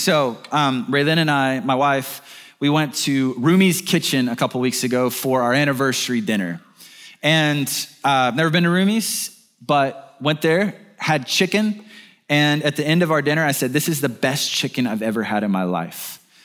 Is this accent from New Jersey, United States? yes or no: no; Birmingham, Alabama, United States; I'm from Birmingham, Alabama